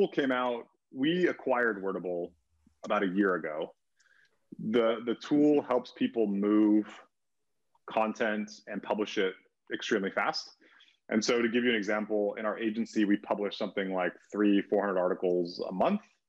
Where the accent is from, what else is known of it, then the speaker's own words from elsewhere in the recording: California, United States; moved away as an adult; also born or lived in Denver, United States; now in Oahu, United States; I grew up in California and then lived in Denver for a few years.